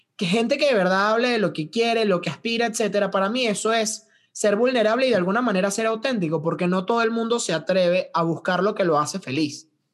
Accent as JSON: {"language": "Spanish", "town": "Valencia", "region": "Carabobo", "country": "Venezuela", "moved": "yes", "lives_now": "Veracruz, Mexico", "said": "cómo se movía la sociedad valenciana en Venezuela, de donde yo vengo"}